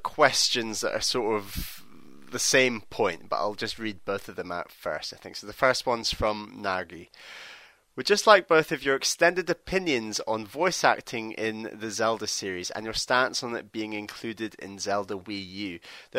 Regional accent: Los Angeles, California, United States; now in Washington, D.C., United States; I am from Los Angeles, but I currently live in Washington, D.C.

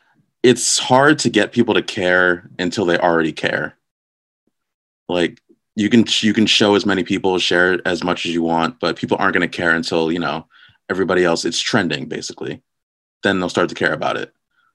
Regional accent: New Jersey, United States; I'm from New Jersey. That's pretty much it.

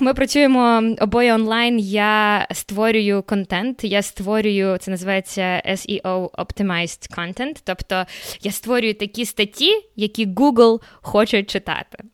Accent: Kyiv, Ukraine; moved away as an adult; also born or lived in Horonda, Zakarpattia, Ukraine; now in Canada; Народилася в Закарпатті. Перші три місяці свого життя я провела в мальовничому селі Горонда, що біля Мукачева. Але потім я переїхала в Київ. Фактично, все життя я провела себе в Києві

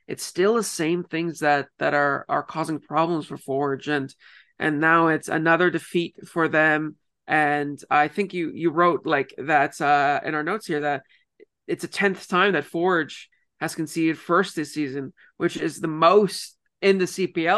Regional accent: Ontario, Canada; I'm from Ontario.

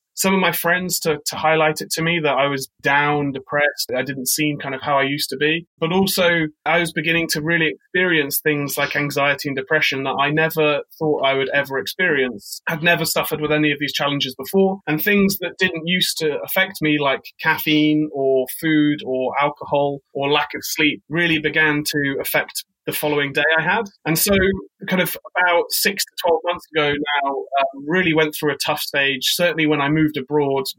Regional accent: United Kingdom; now in New York, United States; I'm British. I now live in New York

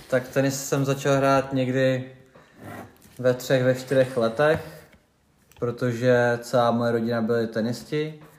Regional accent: Duchcov, Ústí nad Labem Region, Czechia; also born or lived in Prague; now in Teplice, Czech Republic; Já jsem rodák z Duchcova, Aha. z velkého tenisového města, odkud pochází hodně moc tenistů, stejně jako z Teplic.

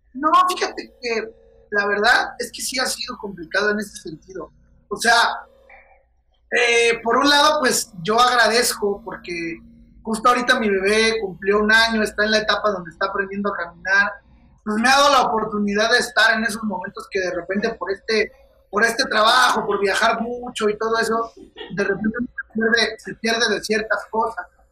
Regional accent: Querétaro, Mexico; moved away as an adult; now in Mexico City, Mexico; Querétaro, que es el lugar donde yo, donde yo nací

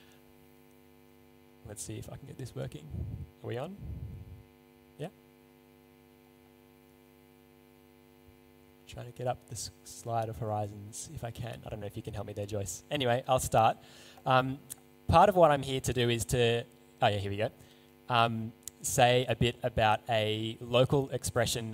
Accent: Seven Hills, New South Wales, Australia; I grew up in Seven Hills, went to school in Baulkham Hills

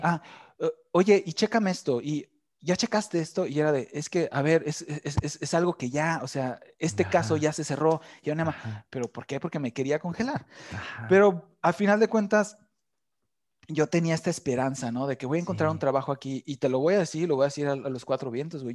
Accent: Mexico City, Mexico; moved away as an adult; also born or lived in Playa del Carmen, Mexico; now in Germany; me salí de México

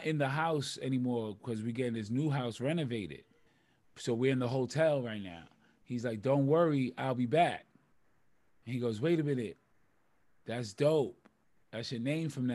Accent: New York City, New York, United States; I'm from the South Bronx, Bronxdale

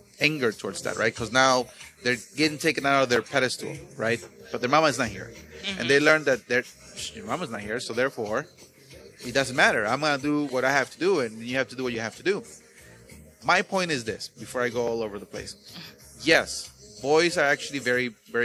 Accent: Veracruz, Mexico; moved away; where I grew up in Mexico, in Veracruz

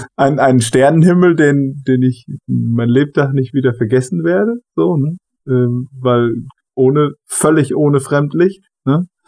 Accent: Germany; also born or lived in Brazil / Honduras; weil ich von hier komme und weil ich hier zu Hause bin

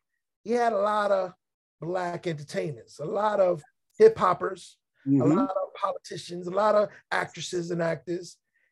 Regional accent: New York City, New York, United States; as a New Yorker

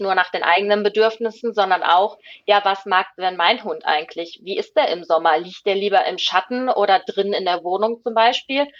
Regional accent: Ruhr area, North Rhine-Westphalia, Germany; moved away as an adult; now in Sweden; ich komme ja aus dem Ruhrgebiet

